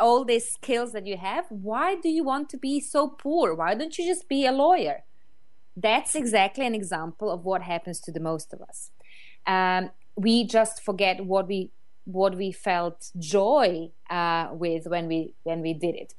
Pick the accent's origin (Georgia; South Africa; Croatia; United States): Croatia; English is a second language; moved away as an adult; now in London, United Kingdom; I moved from Croatia, where I come originally from, to London, which is a huge city